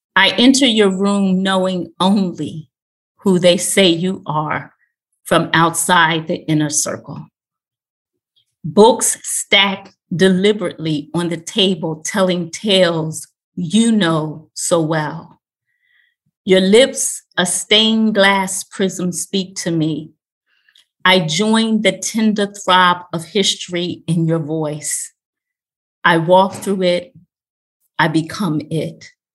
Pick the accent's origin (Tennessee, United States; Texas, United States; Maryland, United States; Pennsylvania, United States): Pennsylvania, United States; Philadelphia; I'm from Philadelphia.